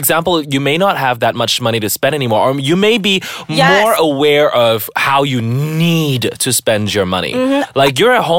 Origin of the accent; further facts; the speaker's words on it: Malaysia; washes away the shame and the guilt of all the abuse that you know, as a Malaysian kid, everybody has suffered.